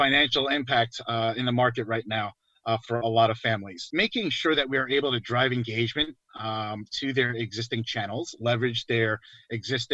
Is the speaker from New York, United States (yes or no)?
yes; New York, United States; moved away; I'm from New York, so born and raised, you know, clearly, I've moved around a lot for work